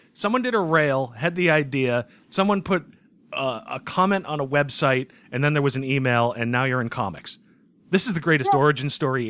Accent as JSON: {"language": "English", "country": "United States", "also_born_or_lived": "Massachusetts", "said": "I'm an American."}